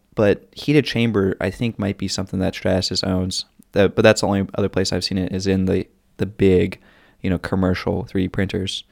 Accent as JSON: {"language": "English", "region": "North Carolina", "country": "United States", "tie": "born or raised there", "accent": "Southern", "said": "my Southern accent"}